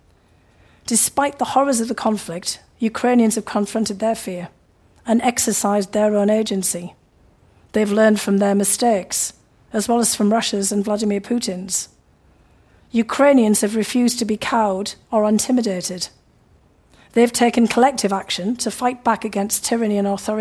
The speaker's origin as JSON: {"language": "English", "area": "near Newcastle upon Tyne", "region": "North East England", "country": "United Kingdom", "tie": "born or raised there", "moved": "as an adult", "lives_now": "United States", "said": "in the northeast of England, not far from my hometown"}